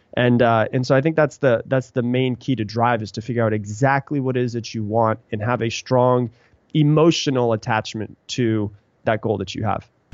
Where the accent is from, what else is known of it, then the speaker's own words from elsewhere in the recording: Sarasota, Florida, United States; also born or lived in Anna Maria Island, Florida; now in Austin, United States; I live in Austin, Texas now, but I grew up in Florida a little place called Anna Maria Island, um, and also in Sarasota